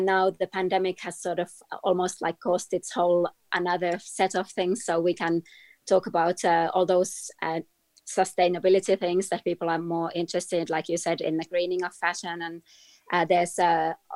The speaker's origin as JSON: {"language": "English", "country": "Finland", "tie": "born or raised there", "said": "I grew up in Finland, in Scandinavia"}